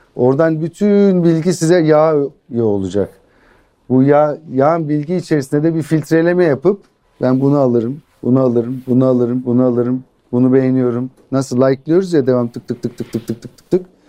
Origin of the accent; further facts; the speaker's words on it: Ankara, Turkey; Ankara doğumluyum.